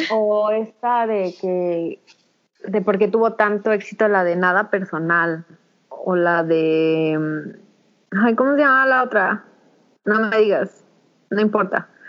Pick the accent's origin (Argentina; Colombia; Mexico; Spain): Mexico; somos mujeres mexicanas